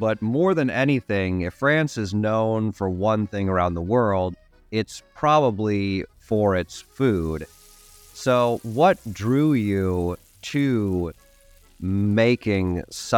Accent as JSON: {"language": "English", "region": "Oregon", "country": "United States", "accent": "Oregonian", "said": "I think they just didn't want me to chop up their beautiful language with my horrendous Oregonian accent."}